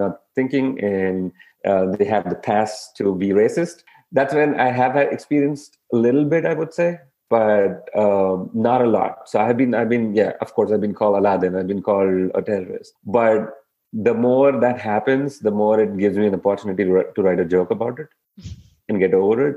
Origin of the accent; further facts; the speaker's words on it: India; now in United States; I'm an Indian